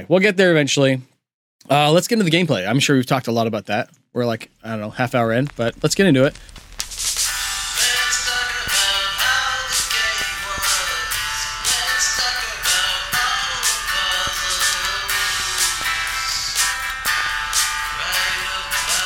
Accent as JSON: {"language": "English", "area": "West America", "region": "Western United States", "country": "United States", "tie": "born or raised there", "said": "we grew up in West America"}